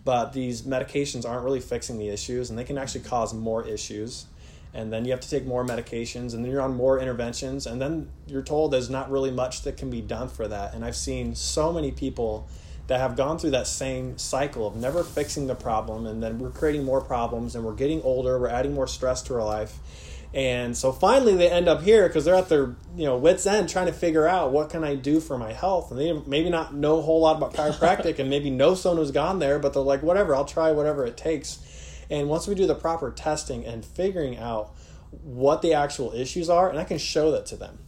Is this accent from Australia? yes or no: no; Warsaw, Indiana, United States; also born or lived in West Virginia; I grew up here in Warsaw, went to Lakeland Christian Academy, went to school out in West Virginia, moved back here